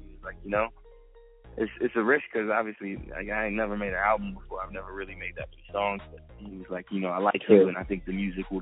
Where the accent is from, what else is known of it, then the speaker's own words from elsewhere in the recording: Atlanta, Georgia, United States; I'm from Atlanta